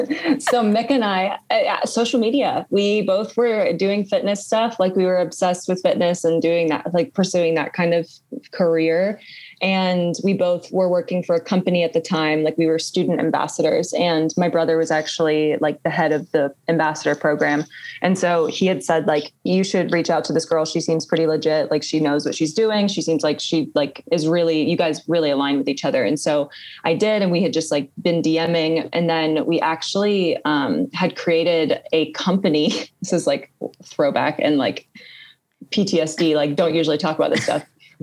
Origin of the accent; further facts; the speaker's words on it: England, United Kingdom; born there; accent: British; I was born in England and I grew up with a British accent until I like was a little bit older and like learned to like drop it.